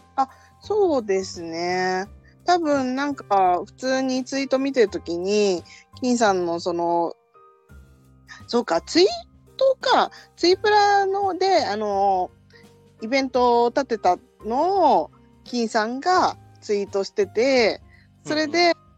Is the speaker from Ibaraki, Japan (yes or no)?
no; Tokyo, Japan; 地元は東京です。